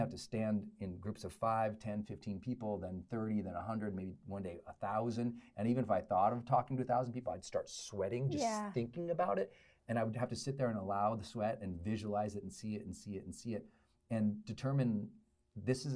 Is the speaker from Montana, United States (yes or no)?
yes; Butte, Montana, United States; born or raised there; also born or lived in Great Falls, Montana